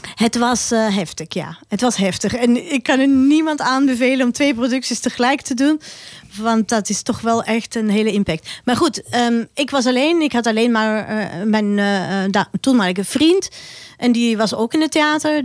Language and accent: Dutch; Austria; Dutch is a second language; moved away as an adult; now in Netherlands; mijn roots zijn in Oostenrijk. En eh, mijn hart ligt daar